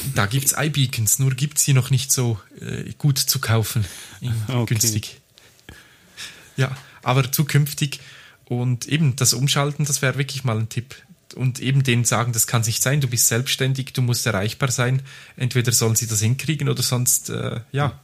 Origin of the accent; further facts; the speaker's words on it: Graubünden, Switzerland; moved away; ich bin ja im Bündnerland aufgewachsen